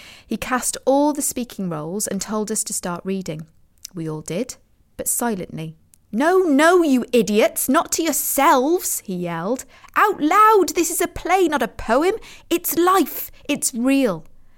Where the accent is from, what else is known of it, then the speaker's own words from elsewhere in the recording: Mirfield, Yorkshire and the Humber, United Kingdom; I wandered around the hills near the golf club above my hometown of Murfield in West Yorkshire.